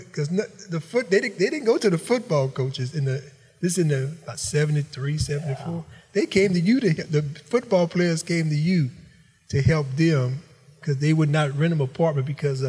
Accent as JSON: {"language": "English", "town": "Franklin", "region": "Louisiana", "country": "United States", "tie": "born or raised there", "said": "my great-great-grandmother was part of the Chetamaches, right there outside of my hometown of Franklin."}